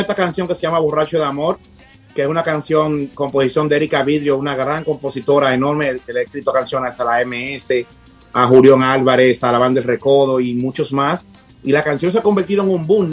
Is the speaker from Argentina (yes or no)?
no; Dominican Republic; also born or lived in Punta Cana; somos dominicanos